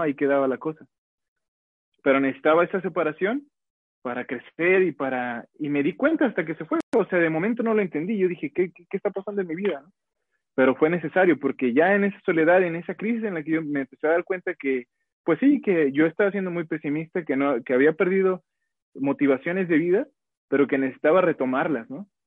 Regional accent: Guadalajara, Jalisco, Mexico; soy de Guadalajara

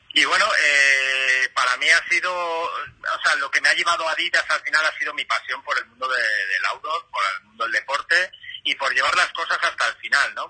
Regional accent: Madrid, Community of Madrid, Spain; yo en mi caso que soy de Madrid

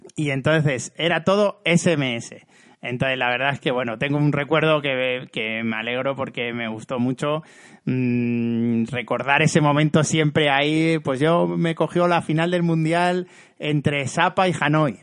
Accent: Cáceres, Extremadura, Spain; en mi pueblo de Cáceres

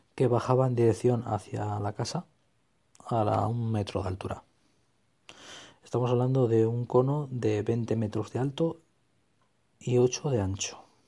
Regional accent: Extremadura, Spain; mi tierra, en Extremadura

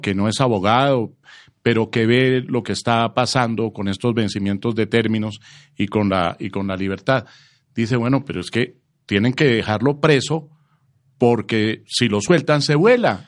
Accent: Colombia; estamos afrontando los colombianos

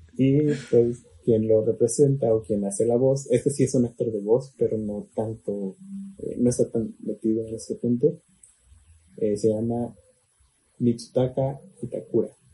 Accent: Mexico

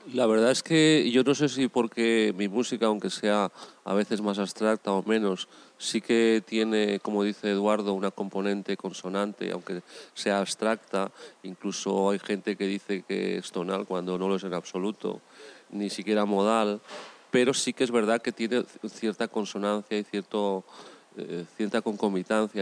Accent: Valencia, Valencian Community, Spain; Nací eh, en Valencia

